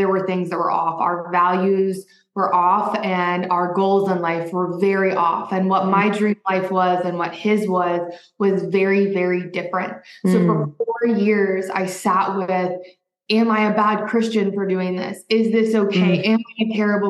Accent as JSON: {"language": "English", "region": "Midwest", "country": "United States", "tie": "born or raised there", "also_born_or_lived": "Arizona", "moved": "as an adult", "said": "I grew up in the Midwest"}